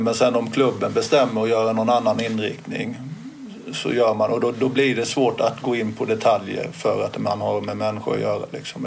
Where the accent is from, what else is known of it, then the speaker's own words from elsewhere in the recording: Småland, Sweden; moved away; also born or lived in Helsingborg; jag är inte från Helsingborg från början, men, utan smålänning